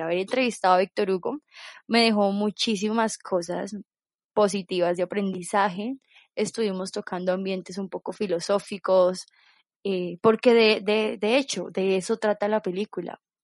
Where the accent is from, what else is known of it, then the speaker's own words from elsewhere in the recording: Colombia; nosotros como colombianos